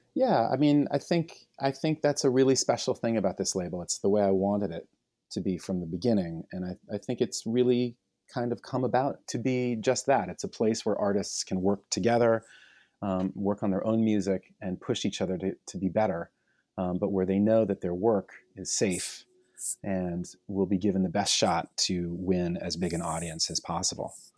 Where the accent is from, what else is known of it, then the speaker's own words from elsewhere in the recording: New York, United States; when I was a kid and I was growing up on the Lower East Side